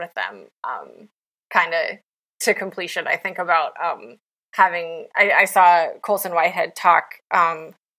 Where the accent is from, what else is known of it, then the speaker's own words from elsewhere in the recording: West Virginia, United States; moved away; I'm from West Virginia originally